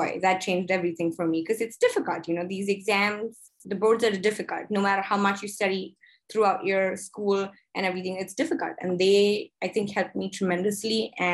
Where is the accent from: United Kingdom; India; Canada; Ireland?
India; moved away as an adult; now in United States; I am originally from India